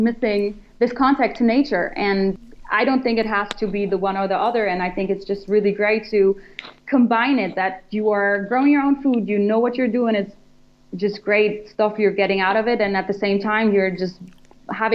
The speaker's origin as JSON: {"language": "English", "country": "Germany", "moved": "yes", "said": "I'm from Germany"}